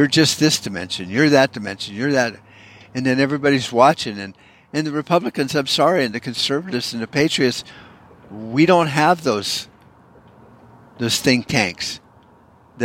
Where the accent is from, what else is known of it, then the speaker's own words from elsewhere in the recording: United States; as an American